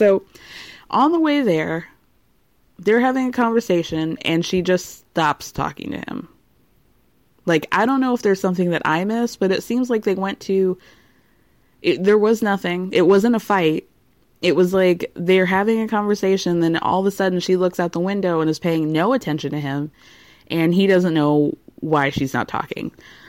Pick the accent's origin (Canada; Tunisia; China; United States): Tunisia; because I am from Tunisia. He's from Morocco.